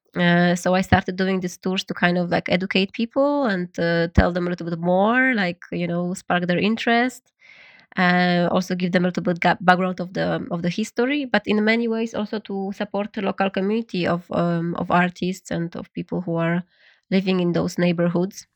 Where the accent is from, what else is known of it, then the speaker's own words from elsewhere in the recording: Poland; English is a second language; moved away as an adult; also born or lived in New York / Berlin / Vietnam; now in Paris, France; I'm, I'm Polish. I was born in Poland